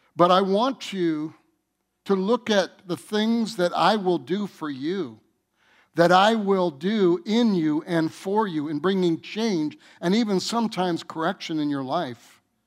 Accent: Michigan, United States; I'm from Michigan

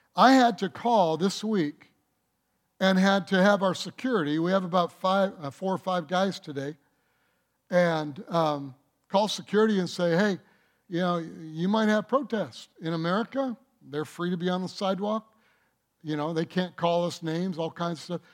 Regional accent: Detroit, Michigan, United States; I grew up in Detroit

